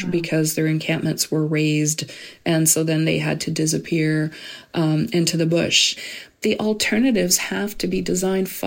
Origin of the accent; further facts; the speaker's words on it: Edmonton, Alberta, Canada; I grew up in Edmonton, where the winters are brutally cold. I'd never seen encampments growing up in Edmonton.